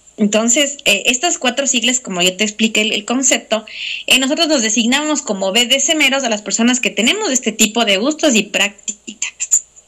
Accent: Ecuador; como ecuatorianos

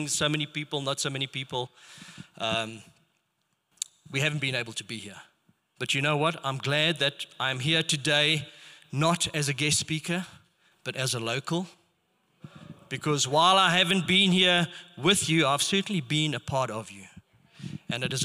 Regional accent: Rustenburg, North West, South Africa; I grew up in Rustenburg, and it was a predominantly Afrikaans area.

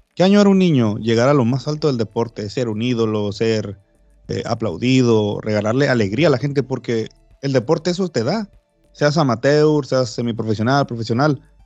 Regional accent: Baja California Sur, Mexico; acá en mi país

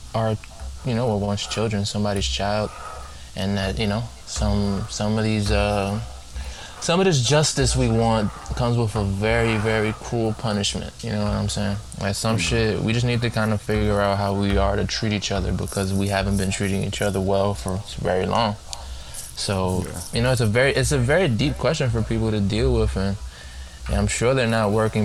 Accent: United States; I say we as an American

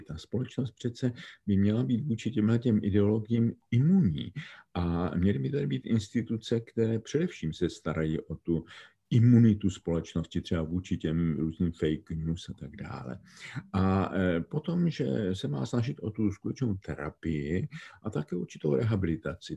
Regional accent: Czechia; My jsme jako Češi vzácně monokulturní společnost.

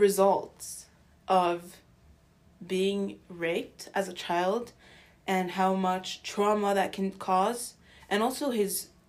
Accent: Pittsburgh, Pennsylvania, United States; Well, honestly, it's because I grew up in Pittsburgh, so it kind of felt natural to set the book there as well.

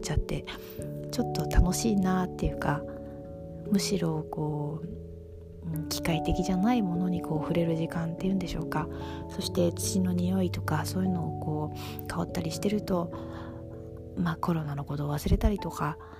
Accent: Tokyo, Japan; moved away as an adult; also born or lived in France; 東京育ちなので

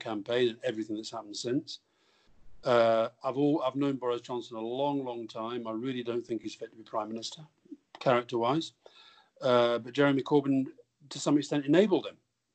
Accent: Yorkshire and the Humber, United Kingdom; I was born in Yorkshire

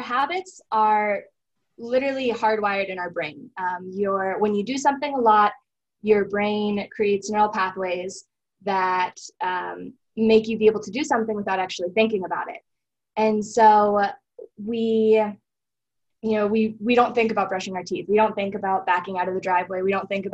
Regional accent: Jackson, Wyoming, United States; I was born and raised here in Jackson, so I've lived here my whole life

